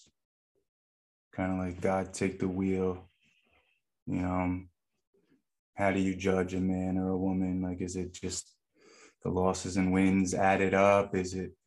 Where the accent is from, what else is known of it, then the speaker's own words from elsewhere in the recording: Newburgh, New York, United States; I'm from Newburgh, New York. It's about 70 miles north of New York City